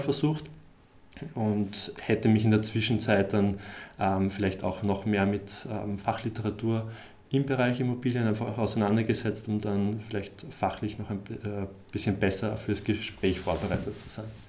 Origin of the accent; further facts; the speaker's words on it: Graz, Styria, Austria; moved away; ich komme eigentlich aus Graz